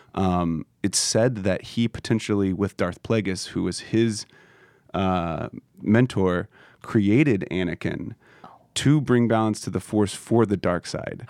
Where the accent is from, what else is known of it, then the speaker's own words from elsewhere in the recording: Kansas City, Missouri, United States; I'm from Kansas City, we don't make films in Kansas City